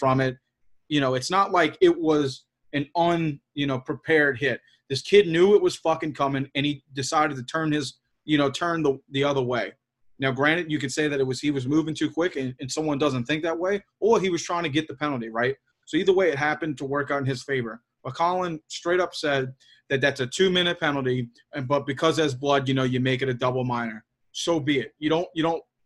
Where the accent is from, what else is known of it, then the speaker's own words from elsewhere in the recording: New Orleans, Louisiana, United States; I'm fucking from New Orleans